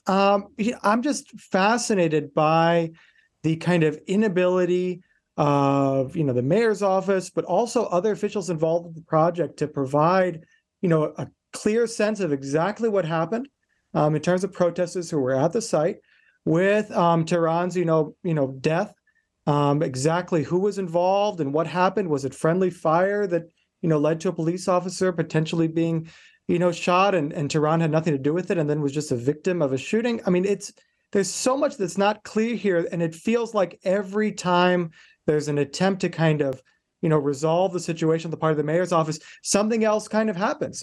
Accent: Indiana, United States; moved away; my upbringing is in Indiana. I grew up in Indiana.

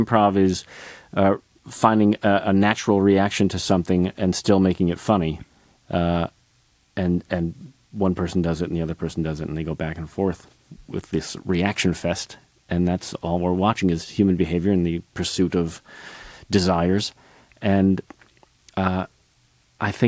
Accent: Northbrook, Illinois, United States; I grew up outside Chicago in Northbrook, Illinois

